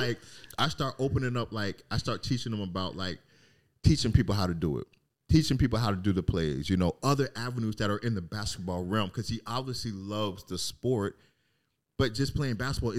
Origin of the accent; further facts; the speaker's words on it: Germany; born there; also born or lived in England; I was born in Germany, lived in England, lived all over the place.